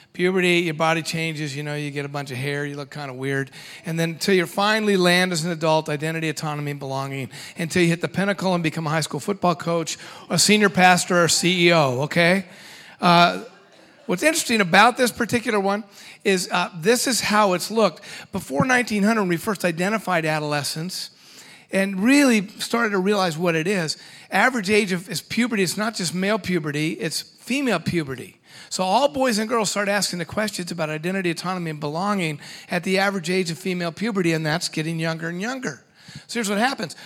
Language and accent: English; Washington, United States; I'm from Washington State